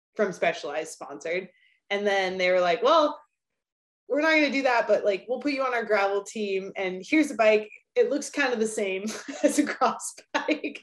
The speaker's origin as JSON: {"language": "English", "town": "Albuquerque", "region": "New Mexico", "country": "United States", "tie": "born or raised there", "also_born_or_lived": "Durango", "moved": "as an adult", "said": "where I grew up in Albuquerque"}